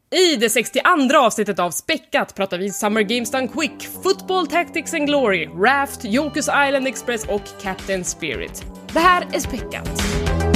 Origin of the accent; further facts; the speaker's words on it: Sweden; för mig som svensk